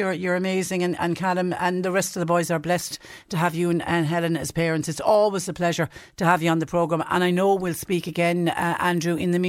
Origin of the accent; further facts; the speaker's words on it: Cork, Munster, Ireland; But you see, the thing is, when you're blessed to have been born and raised in Cork, why would you go anywhere else?